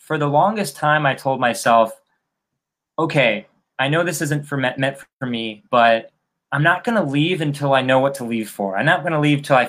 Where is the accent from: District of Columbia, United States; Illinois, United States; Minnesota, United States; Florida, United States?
Illinois, United States; Chicago; moved away as an adult; now in Miami, United States; I'm originally from Chicago. But 4 years ago, I moved to Miami